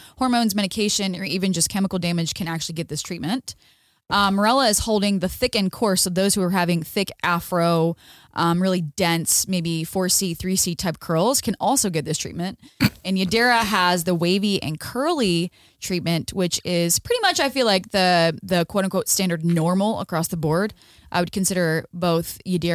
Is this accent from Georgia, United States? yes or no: no; Delaware, United States; moved away as an adult; now in Orange County, California, United States; So I'm from Delaware. I had a salon in Delaware.